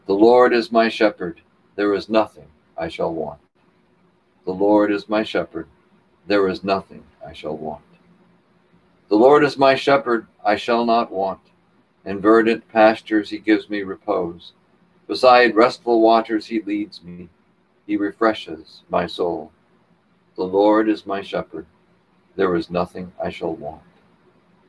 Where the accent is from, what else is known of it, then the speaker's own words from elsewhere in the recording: Texas, United States; I was raised in Texas, my grandfather was a cattleman